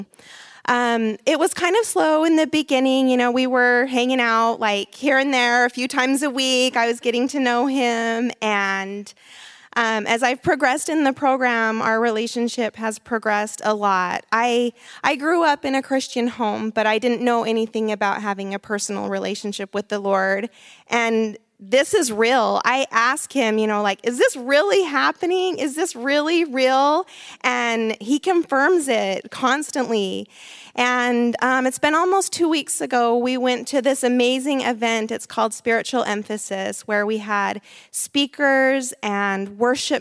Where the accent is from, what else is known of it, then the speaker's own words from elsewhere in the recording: Salt Lake City, Utah, United States; moved away; I'm from Salt Lake City, Utah